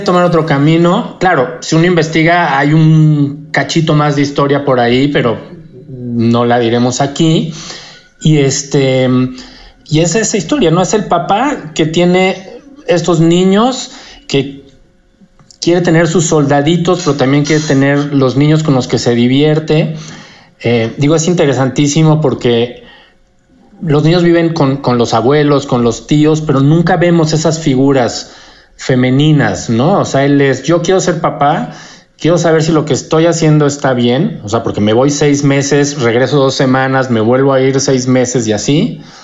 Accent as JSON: {"language": "Spanish", "country": "Mexico", "also_born_or_lived": "United States", "said": "además de mexicano, eh, soy gringo también"}